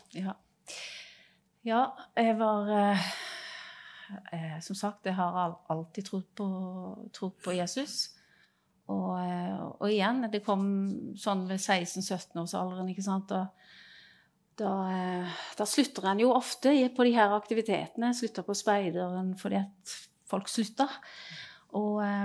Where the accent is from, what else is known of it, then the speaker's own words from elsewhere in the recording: Grimstad, Agder, Norway; Ja, jeg kommer fra Grimstad. Eh, jeg vokste opp eh, i Grimstad